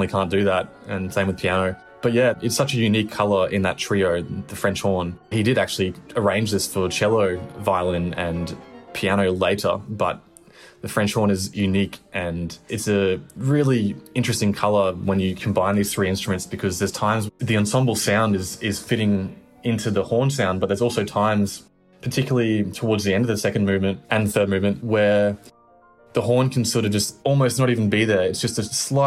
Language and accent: English; Brisbane, Queensland, Australia; moved away as an adult; now in Melbourne, Australia; going back home to Brisbane